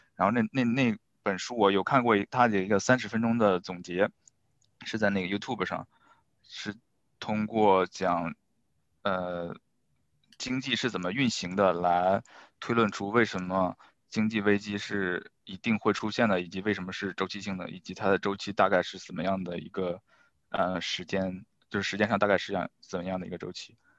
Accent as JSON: {"language": "Chinese", "region": "northern China", "country": "China", "said": "我是北方人"}